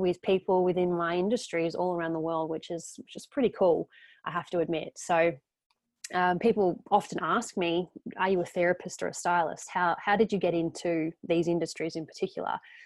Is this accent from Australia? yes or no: yes; Geelong, Victoria, Australia; We are both actually from Geelong.